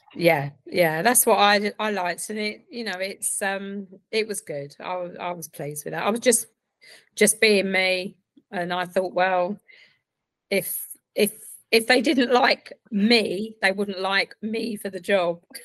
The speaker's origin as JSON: {"language": "English", "area": "Essex", "region": "East of England", "country": "United Kingdom", "moved": "yes", "lives_now": "Reading, United Kingdom", "said": "originally from Essex"}